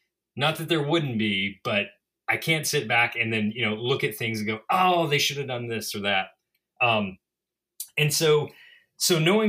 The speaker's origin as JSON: {"language": "English", "region": "Mississippi", "country": "United States", "said": "And everyone, of course, knows that I'm a Southerner and a Mississippian as well. Or Mississippi sympathizer."}